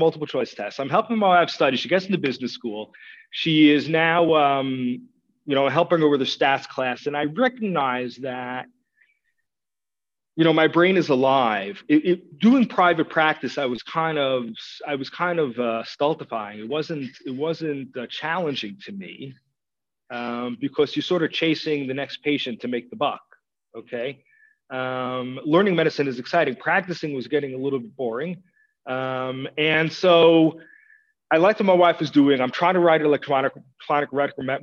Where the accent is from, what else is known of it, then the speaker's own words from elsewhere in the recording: New York, United States; moved away as an adult; now in Israel; I grew up in New York in the American educational system